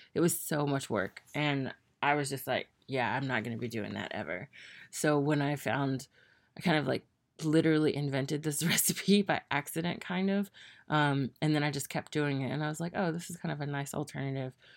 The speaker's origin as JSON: {"language": "English", "region": "the South", "country": "United States", "also_born_or_lived": "Tennessee / Mississippi", "said": "I'm from the South"}